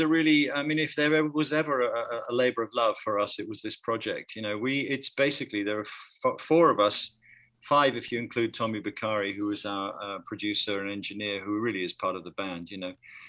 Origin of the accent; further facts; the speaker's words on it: London, United Kingdom; No, I'm English, and, you know, I was born in London, but I have a strong Greek and Italian connection in my family.